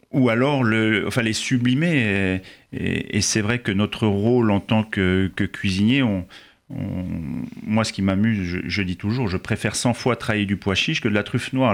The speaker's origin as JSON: {"language": "French", "region": "eastern France", "country": "France", "moved": "yes", "lives_now": "Paris, France", "said": "nous, on est de l'Est de la France et donc on est, on est assez loin de la mer"}